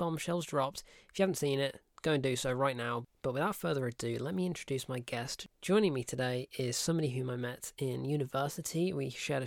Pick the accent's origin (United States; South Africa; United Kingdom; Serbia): United Kingdom; we're British